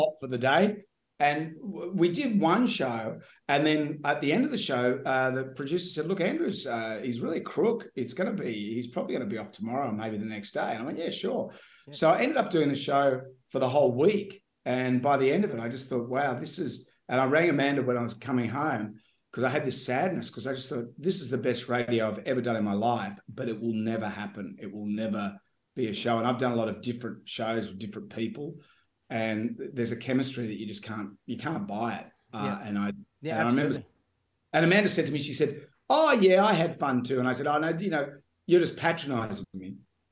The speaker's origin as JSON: {"language": "English", "town": "Sydney", "region": "New South Wales", "country": "Australia", "tie": "born or raised there", "said": "I grew up in Sydney and I always wanted to be in radio."}